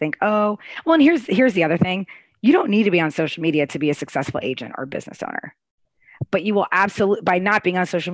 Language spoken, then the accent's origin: English; Arlington, United States; moved away as an adult; now in Raleigh, United States; I grew up in Arlington